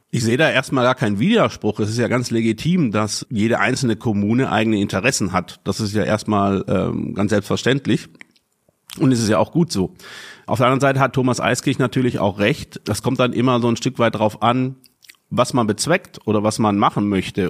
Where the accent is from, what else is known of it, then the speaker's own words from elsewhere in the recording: Southern Germany, Germany; moved away as an adult; now in Ruhr area, Germany; ich bin ja auch nicht äh, gebürtig aus dem Ruhrgebiet, sondern aus Süddeutschland vor mehr als zehn Jahren hierher gezogen